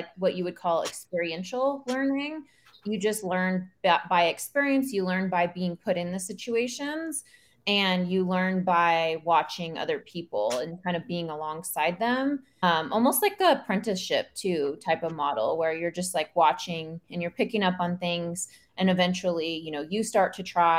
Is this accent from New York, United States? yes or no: no; Oklahoma, United States; I grew up in Oklahoma and we grew up out in the country